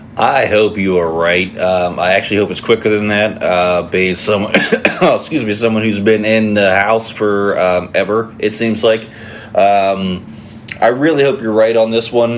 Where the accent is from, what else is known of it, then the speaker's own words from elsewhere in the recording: West Virginia, United States; now in Ohio, United States; I'm originally from West Virginia